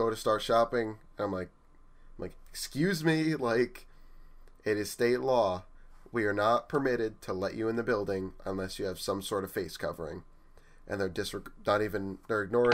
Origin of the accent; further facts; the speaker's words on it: New Jersey, United States; we're from New Jersey